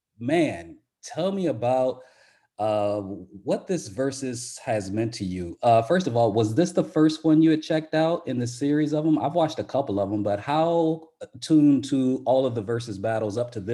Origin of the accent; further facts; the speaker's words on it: Southern California, United States; I'm from Southern Cal